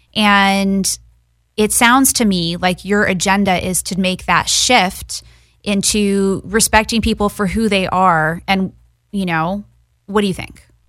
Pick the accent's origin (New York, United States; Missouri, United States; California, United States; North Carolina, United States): California, United States; Los Angeles; I grew up in Westwood.